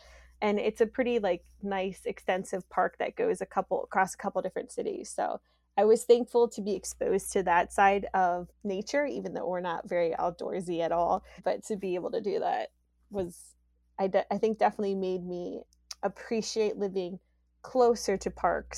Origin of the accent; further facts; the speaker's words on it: Youngstown, Ohio, United States; Well, so I spent part of my life here on the south side of Youngstown.